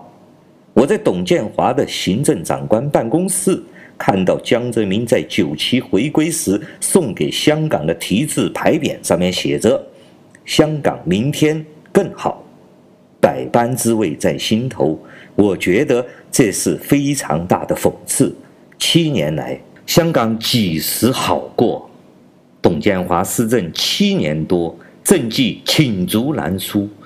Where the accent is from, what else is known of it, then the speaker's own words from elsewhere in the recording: China; 我是来自中国大陆的